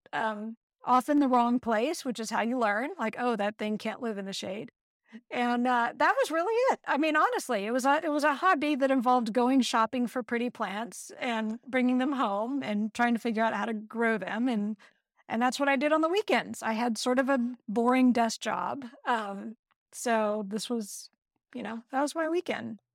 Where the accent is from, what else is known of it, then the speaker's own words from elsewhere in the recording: Texas, United States; moved away as an adult; also born or lived in Santa Cruz, California; I grew up in Texas